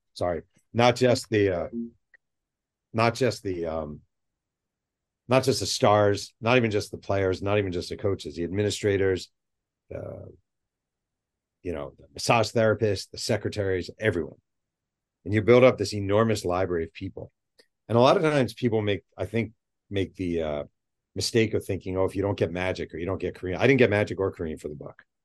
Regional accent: New York, United States; I grew up in New York.

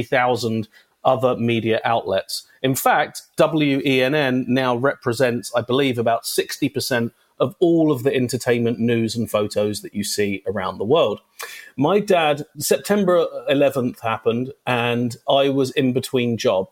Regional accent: London, United Kingdom; moved away as an adult; now in Los Angeles, United States; I was born in London, England, to a very, very nice couple called Hazel and Lloyd

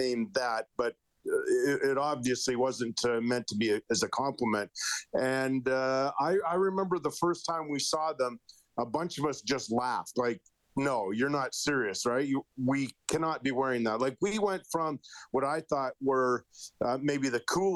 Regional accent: Edmonton, Alberta, Canada; we grew up in Elmwood.

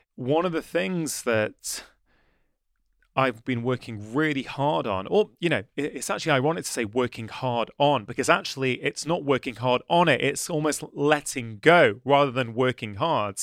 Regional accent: the Northwest, North West England, United Kingdom; also born or lived in Edinburgh; I moved back to the Northwest to help my mother and my brother look after my dad

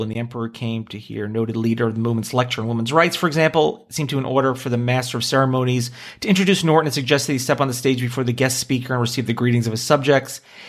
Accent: Canada; As a Canadian, I say the same thing.

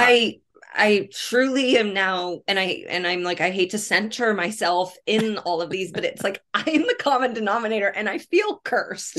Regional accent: Indianapolis, Indiana, United States; I'm born and raised in Indianapolis

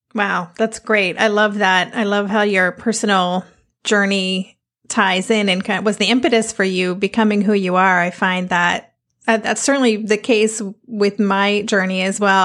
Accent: United States; moved away as an adult; also born or lived in Netherlands; now in Amsterdam, Netherlands; as an American living here, it's something we moved here when Asher was nine

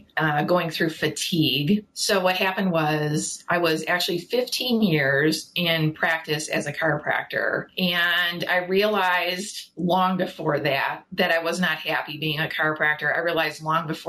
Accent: Chicago, Illinois, United States; moved away as an adult; now in Ottawa, Canada; I'm actually originally from Chicago, but I've been living now here in Canada, in Ottawa, for 20 years

